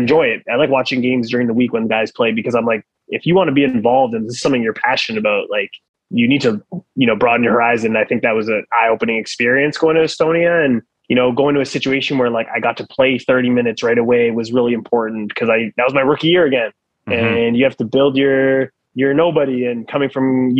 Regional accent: Ottawa, Ontario, Canada; moved away as an adult; also born or lived in France; I was from Ottawa

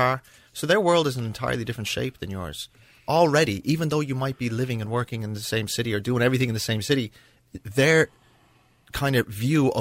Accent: Lawndale, California, United States; now in Ireland; I was born in Los Angeles. And we lived in a small bungalow in an area that was on the edge of Redondo Beach in Lawndale

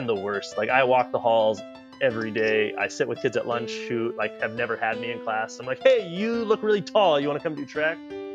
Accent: The Dalles, Oregon, United States; I'm originally from, Oregon. I grew up in the Dalles.

